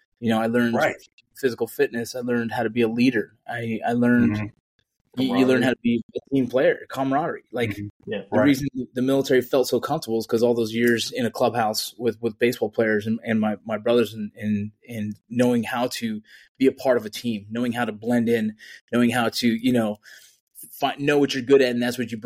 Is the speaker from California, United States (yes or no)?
yes; Los Angeles, California, United States; I was born in the San Fernando Valley in Los Angeles, California.